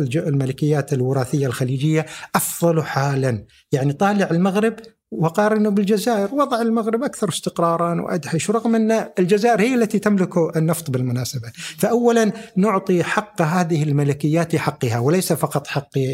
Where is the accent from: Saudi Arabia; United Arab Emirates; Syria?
United Arab Emirates; انا اكاديمي اماراتي